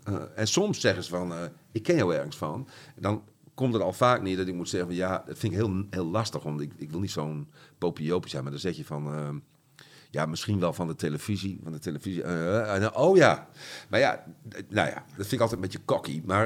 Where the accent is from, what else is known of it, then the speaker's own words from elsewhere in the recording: Groningen, Netherlands; de Oosterpark geboren, eh, in Paddepoel opgegroeid. En toen op verschillende plekken in de stad gewoond